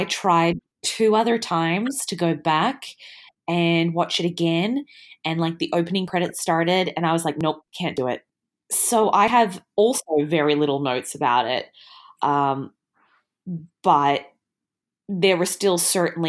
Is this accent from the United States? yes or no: no; Australia; I'm so Australian